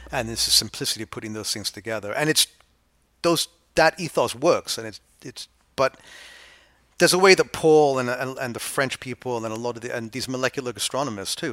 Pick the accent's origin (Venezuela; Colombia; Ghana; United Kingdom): United Kingdom; England; now in New York, United States; I went from sort of bourgeois, coddled, middle class England to the Lower East Side.